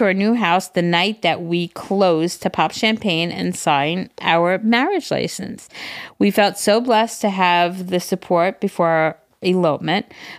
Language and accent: English; Massachusetts, United States; We're from Massachusetts.